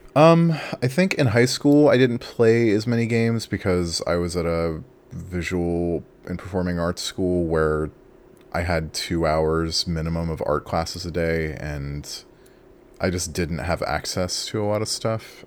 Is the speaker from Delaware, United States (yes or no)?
no; Imperial Beach, California, United States; moved away as an adult; I grew up in Southern California, uh, in the county of San Diego in a city called Imperial Beach, um, and that's where I spent basically my whole life until I was twenty-one